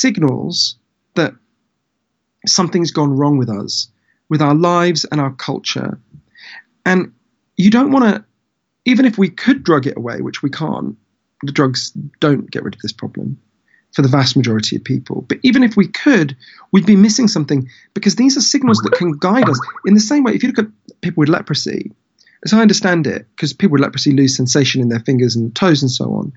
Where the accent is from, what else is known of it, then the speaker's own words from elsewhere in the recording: United Kingdom; I'm British, although I spend a lot of my time in the US